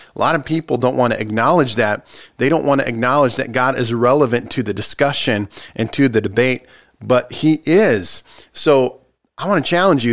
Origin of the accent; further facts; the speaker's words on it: United States; I'm American